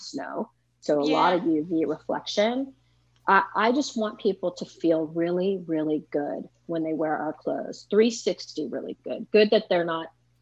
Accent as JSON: {"language": "English", "area": "San Francisco Bay Area", "region": "California", "country": "United States", "tie": "born or raised there", "also_born_or_lived": "Santa Barbara / Santa Monica", "moved": "as an adult", "lives_now": "Minnesota, United States", "said": "I grew up in the San Francisco Bay Area and migrated south"}